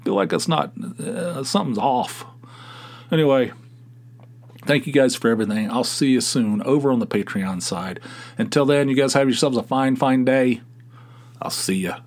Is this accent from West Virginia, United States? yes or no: yes; Southern West Virginia, United States; accent: Southern / Appalachian; moved away